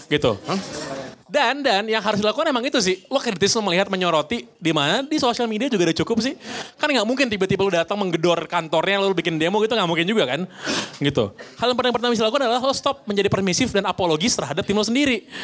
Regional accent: Sumedang, West Java, Indonesia; Uh, saya mahasiswa Unpar, tapi asli dari Sumedang.

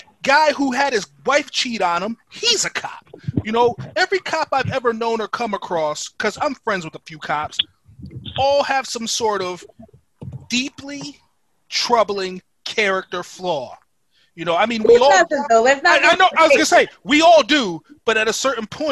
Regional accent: Stratford, United States; growing up where we grew up in Stratford

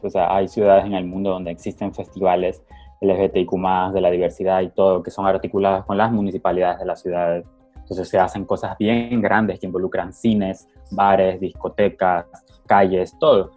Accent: Ecuador; yo también soy ecuatoriano

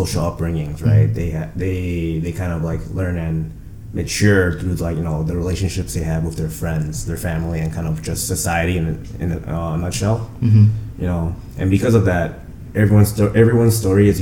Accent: Chicago, Illinois, United States; growing up in Chicago and, you know, living here my entire life

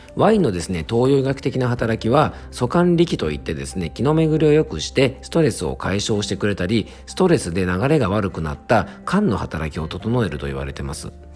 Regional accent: Yamanashi, Japan; 僕の地元山梨県の FM 甲府

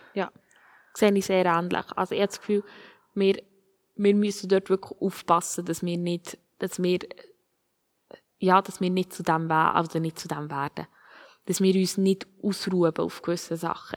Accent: Switzerland; Uns als Schweizer

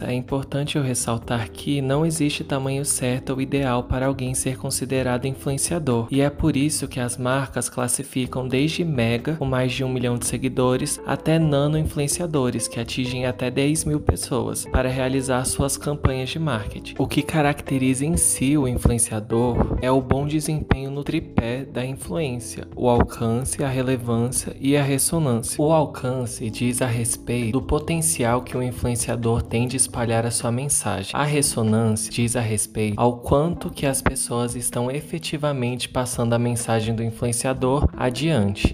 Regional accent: Brazil; Sendo brasileiros

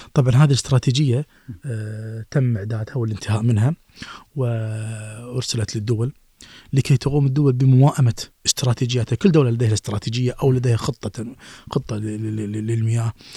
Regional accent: Kuwait; عندنا في الكويت

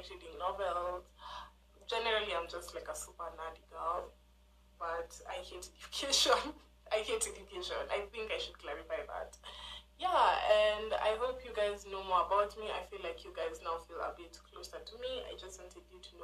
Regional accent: Kenya; I'm Kenyan. I'm Kenyan

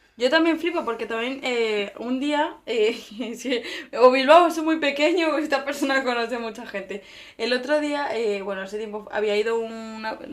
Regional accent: Venezuela; moved away

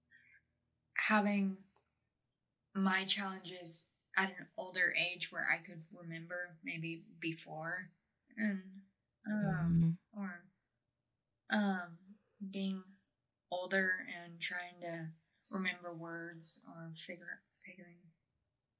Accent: Texas, United States; moved away as an adult; also born or lived in Alaska; now in Scotland, United Kingdom; I grew up in Texas in the middle of nowhere.

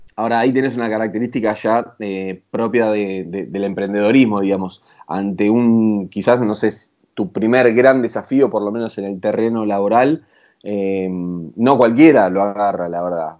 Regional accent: Zona Sur, Buenos Aires Province, Argentina; now in Buenos Aires, Argentina; Si bien no nos criamos acá, eh, en Capital Federal somos los dos de Zona

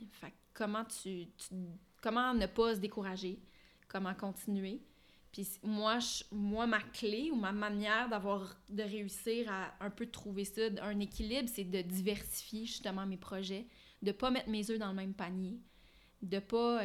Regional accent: Ottawa, Ontario, Canada; moved away; also born or lived in Montreal; je suis franco-ontarienne, je suis née à Ottawa, j'ai grandi là-bas

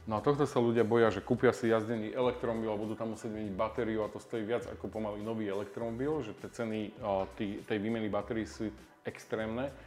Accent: Slovakia; sme Slováci

